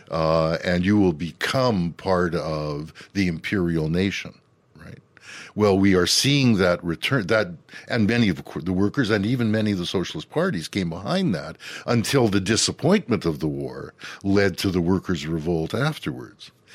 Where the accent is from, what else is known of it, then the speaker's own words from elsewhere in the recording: Canada; we Canadians